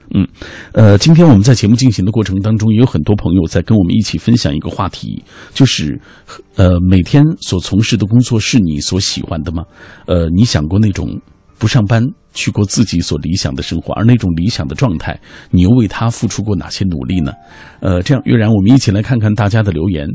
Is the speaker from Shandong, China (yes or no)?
no; Xinjiang, China; moved away as an adult; now in Beijing, China; 我从故乡新疆来到北京，啊，啊。就是因为我二十六岁之前一直在做汽车修理工